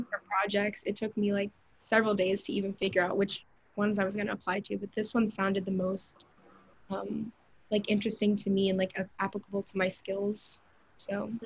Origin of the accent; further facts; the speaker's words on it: Atlanta, Georgia, United States; I'm from Georgia, I'm from Atlanta